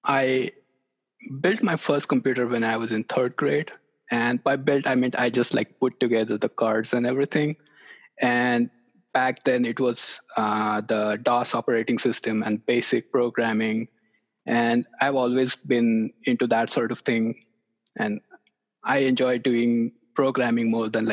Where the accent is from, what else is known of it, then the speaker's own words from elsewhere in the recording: near Mumbai, Maharashtra, India; moved away as an adult; also born or lived in Lubbock, Texas; now in Knoxville, United States; I grew up in India near a city, near Mumbai.